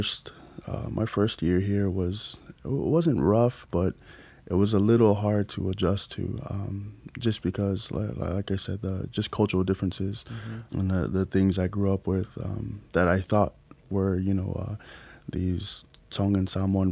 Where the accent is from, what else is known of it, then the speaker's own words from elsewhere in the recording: Orlando, Florida, United States; moved away as an adult; now in Hawaii, United States; I grew up in Florida in a, you know, predominantly African American community